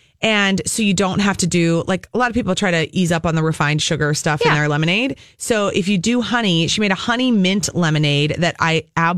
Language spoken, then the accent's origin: English; Apple Valley, Minnesota, United States; Apple Valley, my hometown. What up, AV?